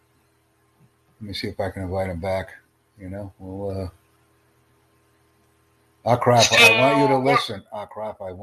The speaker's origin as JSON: {"language": "English", "country": "United States", "said": "I'm from the United States"}